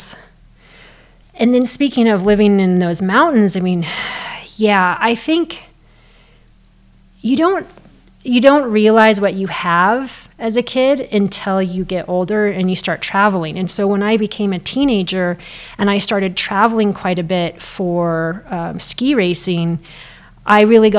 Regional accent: Girdwood, Alaska, United States; also born or lived in Anchorage; It wasn't like Girdwood was a smaller town than Anchorage, because I also spent time growing up in Anchorage.

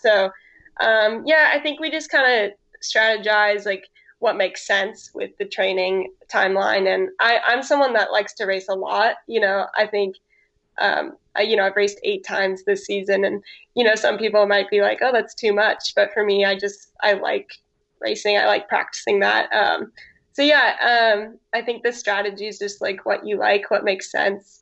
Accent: Santa Cruz, California, United States; moved away as an adult; also born or lived in Oregon / Arkansas; now in San Diego, United States; I grew up in Santa Cruz, California, which is like central coast California

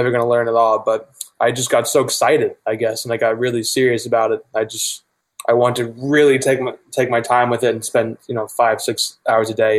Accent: Virginia, United States; I grew up in Virginia, and I met him in Virginia

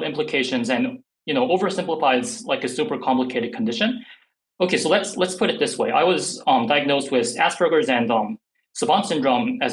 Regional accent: South Korea; first language English; even though I grew up in Korea, my first language was actually English.

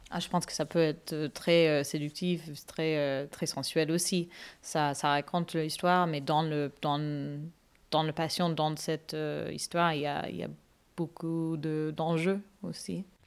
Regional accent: Canada; moved away as an adult; also born or lived in Seville; now in Bordeaux, France; je suis d'origine canadienne. Je suis canadienne, mais d'origine indienne et malaisienne. Et j'habite à Bordeaux depuis 7 ans.

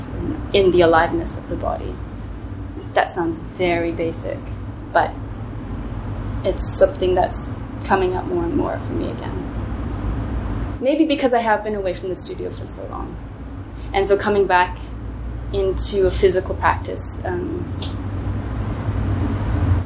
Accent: Ottawa, Ontario, Canada; also born or lived in Gold Coast, Australia; now in Berlin, Germany; I grew up in Ottawa, in the suburbs of Ottawa, and then I moved to Berlin.

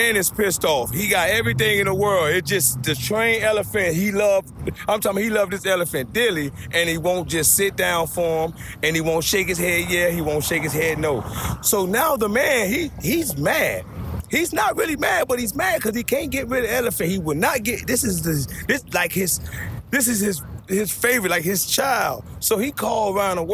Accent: Miami, Florida, United States; moved away as an adult; now in Savannah, United States; I'm from Miami 305. I represent Miami.

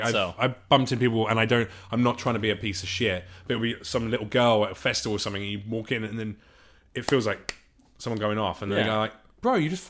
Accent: United Kingdom; No, I'm British. We learn all that stuff.

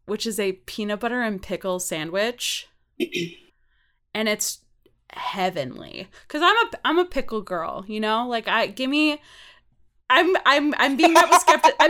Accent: Wisconsin, United States; also born or lived in Baltimore; I'm from Wisconsin

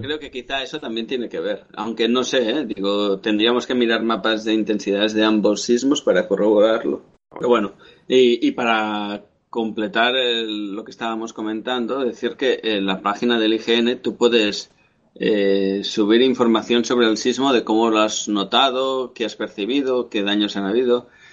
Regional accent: Spain; also born or lived in Catalonia; como español que somos

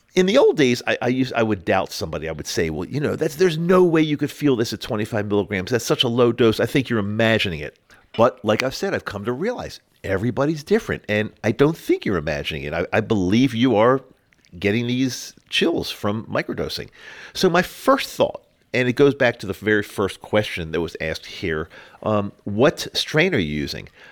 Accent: Utah, United States; my home state of Utah

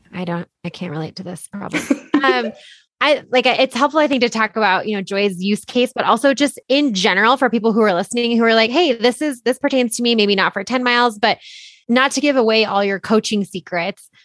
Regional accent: Boulder, Colorado, United States; being born and bred in Boulder

